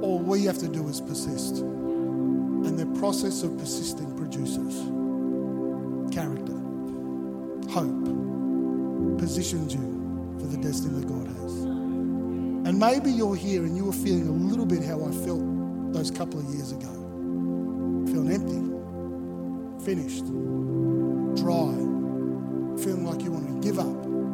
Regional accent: Melbourne, Victoria, Australia; now in Gold Coast, Australia; I grew up in Melbourne

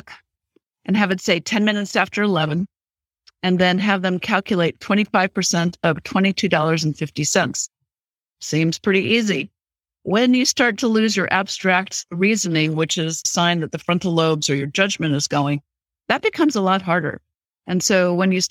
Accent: Wichita, Kansas, United States; now in California, United States

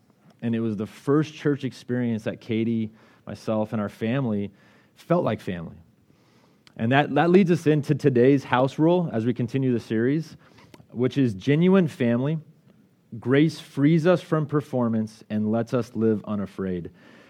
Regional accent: Colorado, United States; Her family's from Washington, I'm from Colorado, and so we were really in need of a community.

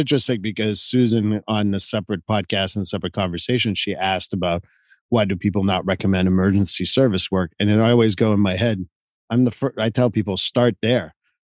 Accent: Canada; moved away as an adult; now in United States; because I came from Canada to come and work in the United States in Massachusetts.

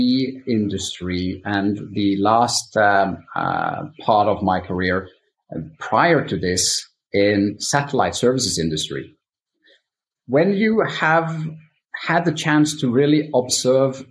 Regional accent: Stavanger, Rogaland, Norway; also born or lived in United States; now in Stavanger, Norway; I could move back from the US to my hometown Stavanger

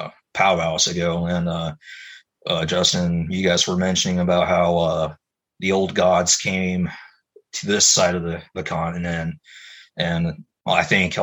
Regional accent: Mexico; Well, yeah, man, like, I grew up in Mexico for several years, but I remember seeing stuff like that as well.

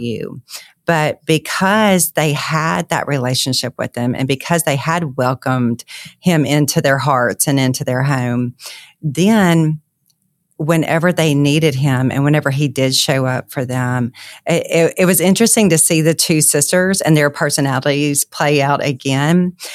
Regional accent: Monroe, Louisiana, United States; I'm from Monroe, Louisiana

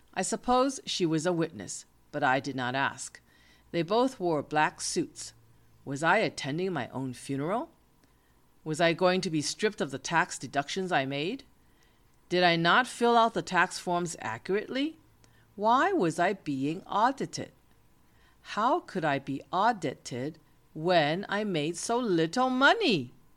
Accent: United States; I am an American

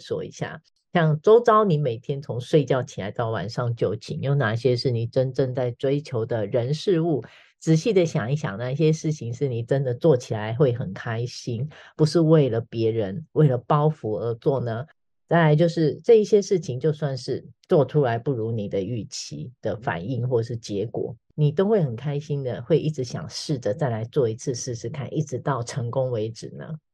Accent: Taiwan; 我们台湾人

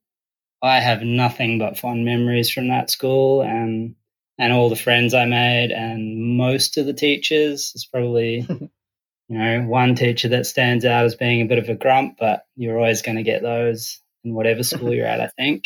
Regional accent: Cambridge, Waikato, New Zealand; also born or lived in King Country, New Zealand; I grew up in New Zealand in the heart of the Waikato or King Country

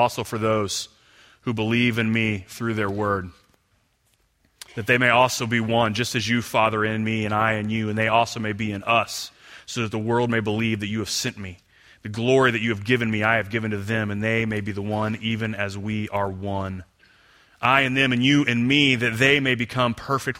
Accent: Houston, Texas, United States; I grew up in Houston over on the other side of town

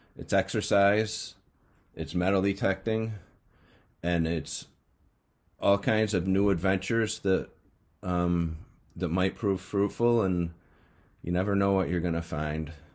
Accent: Mohawk region, upstate New York, United States; I grew up in the Mohawk uh, region

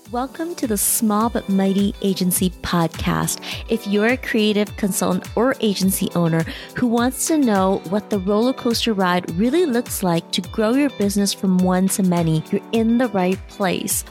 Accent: Canada; I was born in Canada, there were cultural and ethnic norms in my upbringing

